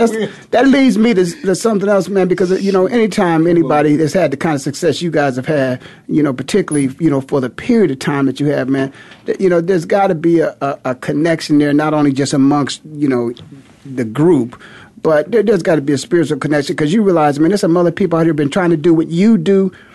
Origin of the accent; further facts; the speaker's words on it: Canton, Ohio, United States; moved away; I was just back in my hometown of Canton, Ohio